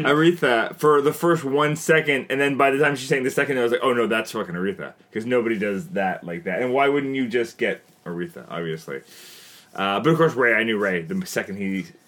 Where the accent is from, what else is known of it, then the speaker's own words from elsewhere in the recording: Canada; I'm Canadian filmmaker